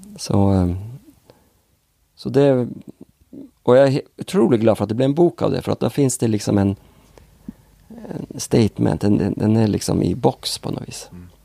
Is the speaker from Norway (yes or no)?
yes; Northern Norway, Norway; born or raised there; accent: Norwegian; Swedish is a second language; now in Sweden